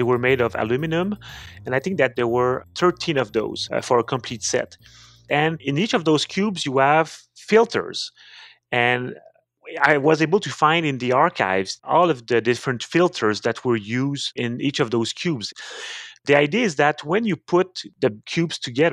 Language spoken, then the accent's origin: English; Montreal, Quebec, Canada; accent: French Canadian; English is a second language; also born or lived in Cambridge, Massachusetts, United States; now in Quebec City, Canada; I'm a French Canadian. I grew up in Montreal